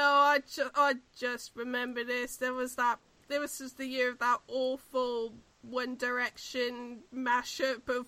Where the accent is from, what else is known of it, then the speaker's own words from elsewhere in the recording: New Zealand; we're both from New Zealand